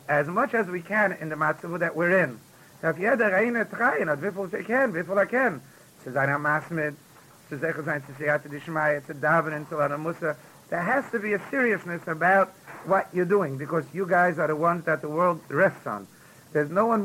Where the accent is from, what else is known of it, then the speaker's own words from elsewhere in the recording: United States; I'm also American. I also born in America.